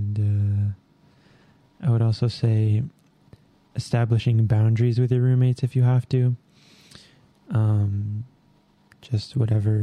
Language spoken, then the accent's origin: English; Albuquerque, New Mexico, United States; moved away; I'm from Albuquerque, New Mexico, born and raised